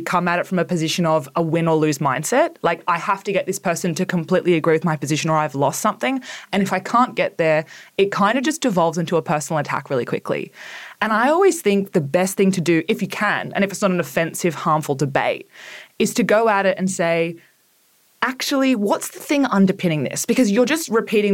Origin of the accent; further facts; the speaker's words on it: Orange, New South Wales, Australia; I grew up in Orange in, Central West New South Wales.